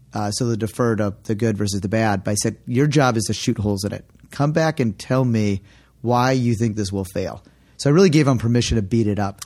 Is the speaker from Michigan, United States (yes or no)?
yes; Detroit, Michigan, United States; moved away as an adult; also born or lived in San Francisco; We grew up sailing together in the Detroit area.